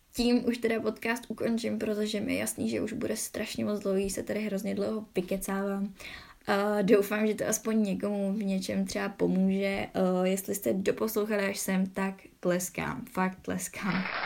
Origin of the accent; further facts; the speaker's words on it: Czechia; že jsem z Česka